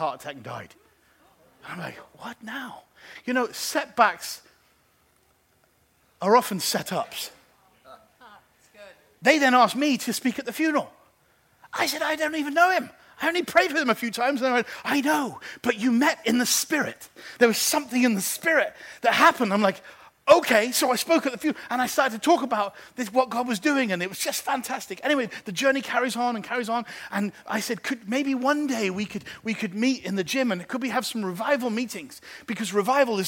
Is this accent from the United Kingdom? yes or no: yes; England, United Kingdom; now in Geneva, Switzerland; I'm English